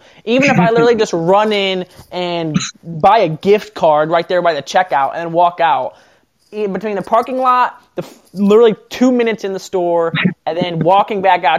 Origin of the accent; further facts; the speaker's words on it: Pettisville, Ohio, United States; now in Findlay, United States; being from Pettisville.